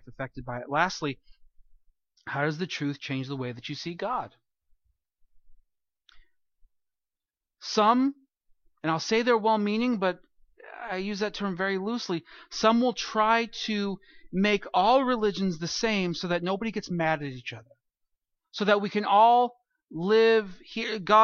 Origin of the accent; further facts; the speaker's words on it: California, United States; moved away; growing up in California